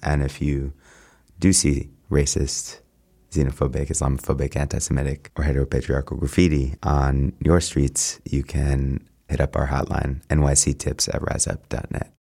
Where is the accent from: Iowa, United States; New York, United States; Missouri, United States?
New York, United States; New York City; I'm a New Yorker